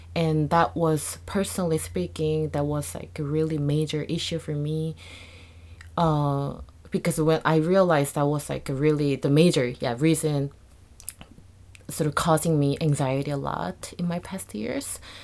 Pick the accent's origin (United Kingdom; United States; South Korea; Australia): South Korea; moved away; I was born and raised in Korea